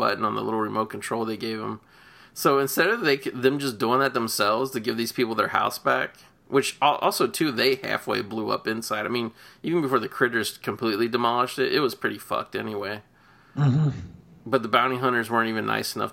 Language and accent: English; Cincinnati, Ohio, United States; I grew up in Cincinnati